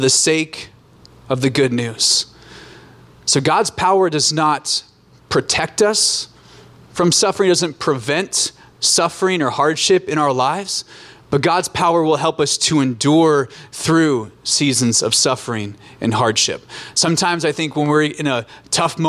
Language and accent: English; Alaska, United States; moved away as an adult; also born or lived in Orange County, California; I grew up in Alaska, born and raised